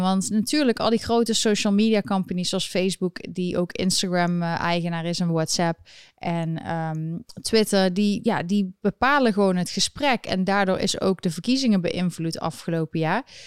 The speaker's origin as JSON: {"language": "Dutch", "town": "Eindhoven", "region": "North Brabant", "country": "Netherlands", "moved": "as an adult", "lives_now": "United States", "said": "ik kom uit Eindhoven"}